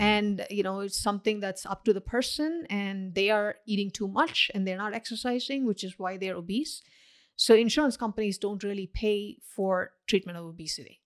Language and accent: English; India; now in Paramus, United States; I grew up in India, where culturally it's not considered taboo to comment on other people's weight.